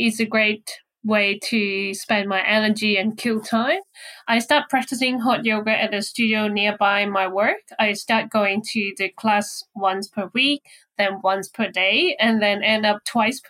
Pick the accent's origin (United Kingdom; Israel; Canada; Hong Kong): Hong Kong; moved away as an adult; now in Brisbane, Australia; my hometown in Hong Kong